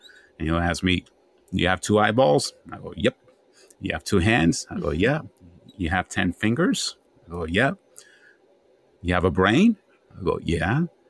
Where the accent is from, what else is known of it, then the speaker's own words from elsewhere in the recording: Bronx, New York, United States; also born or lived in Honduras; I came from Honduras, very young, third world country. Then came to New York and somehow survived the Bronx that was burning